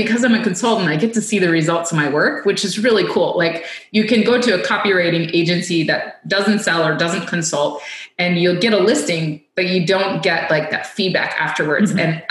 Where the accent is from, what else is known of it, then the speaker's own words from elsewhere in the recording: United States; as an American